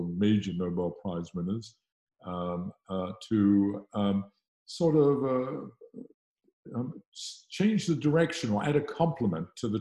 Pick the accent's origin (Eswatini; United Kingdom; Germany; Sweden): United Kingdom; South West England; moved away as an adult; now in Los Angeles, United States; I'm British. I was born in the west of England, and I got on my entire education in the UK